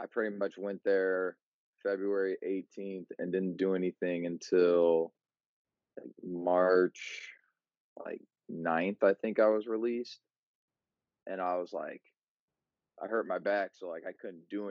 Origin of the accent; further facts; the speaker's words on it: Munster, Indiana, United States; now in Valparaiso, United States; I'm from Munster, Indiana. Now I live out in Valpo